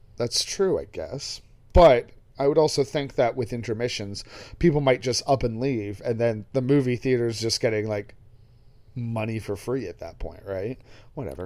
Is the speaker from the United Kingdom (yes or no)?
yes; England, United Kingdom; being English